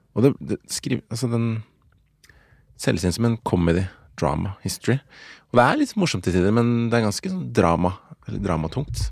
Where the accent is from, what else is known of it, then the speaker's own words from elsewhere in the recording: Oslo, Norway; Og halvt norsk, og fra Ammerud